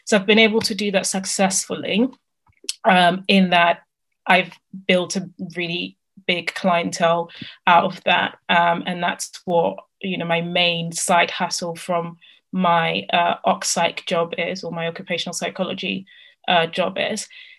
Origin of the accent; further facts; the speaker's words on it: Italy; moved away as an adult; I started looking for part-time jobs because I came from Italy. I didn't get the maintenance loan.